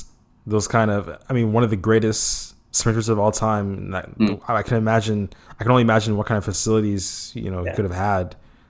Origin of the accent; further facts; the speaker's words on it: Houston, Texas, United States; I'm from Houston.